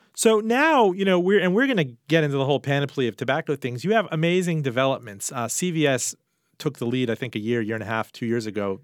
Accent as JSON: {"language": "English", "town": "Miami", "region": "Florida", "country": "United States", "tie": "born or raised there", "moved": "yes", "said": "back in Miami, my hometown as well."}